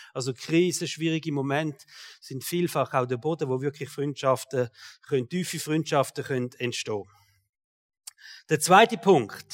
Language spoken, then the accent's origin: German; Switzerland; als Schweizer